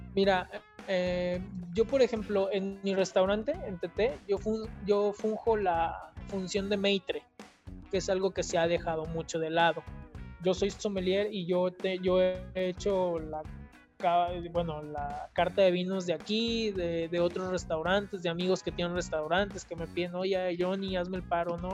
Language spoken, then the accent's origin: Spanish; Mexico; nos falta como mexicanos